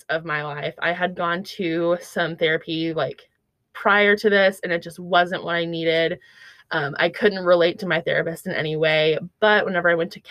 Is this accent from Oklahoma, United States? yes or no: yes; Bartlesville, Oklahoma, United States; moved away as an adult; now in Fayetteville, United States; I'm from Bartlesville, Oklahoma